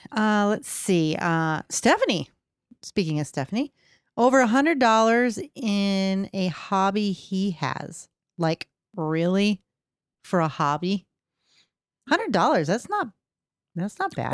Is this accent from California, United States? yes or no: no; Michigan, United States; I'm from Michigan